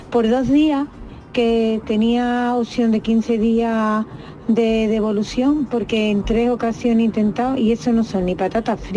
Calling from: Seville, Andalusia, Spain; Buenos días, soy de Sevilla.

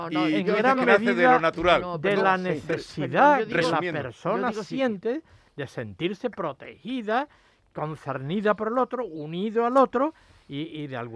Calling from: Almería, Andalusia, Spain; Pues a mí es que me encanta la acuarela

